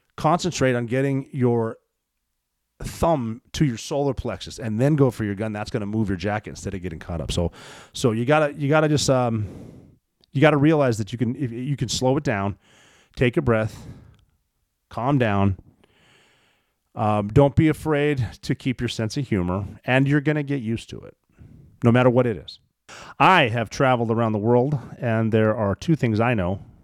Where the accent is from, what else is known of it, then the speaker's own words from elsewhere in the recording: Montana, United States; I'm from Montana.